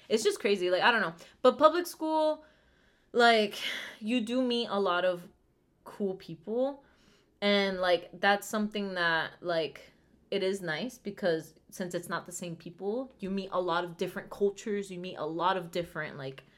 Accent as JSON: {"language": "English", "country": "Venezuela", "moved": "yes", "said": "We come from Venezuela"}